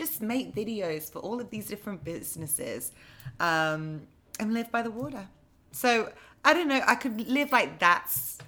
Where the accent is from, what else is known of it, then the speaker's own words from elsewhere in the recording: England, United Kingdom; moved away as an adult; also born or lived in London; now in New York, United States; I'm from a very small town in England